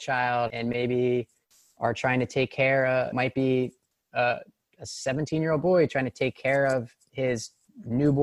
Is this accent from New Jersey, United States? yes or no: yes; Morristown, New Jersey, United States; I am a white person that was born in Morristown, New Jersey, which is a pretty affluent suburb.